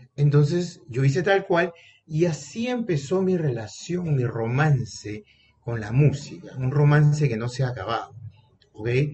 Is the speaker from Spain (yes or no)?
no; Peru; aquí en mi país, Perú